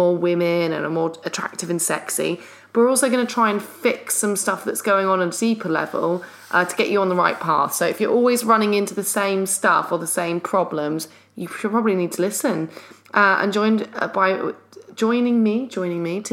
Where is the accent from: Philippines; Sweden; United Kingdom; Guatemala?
United Kingdom; London; we're from London